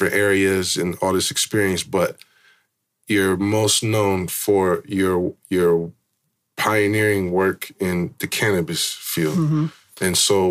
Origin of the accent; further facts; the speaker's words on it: San Francisco, California, United States; growing up in Frisco